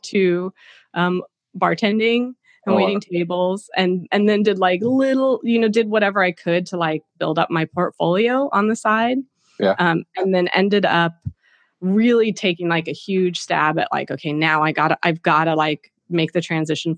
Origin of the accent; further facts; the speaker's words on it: Cupertino, California, United States; moved away as an adult; also born or lived in Chico, California / London / New York City; I grew up in Silicon Valley until, you know, through high school, went to Cupertino High School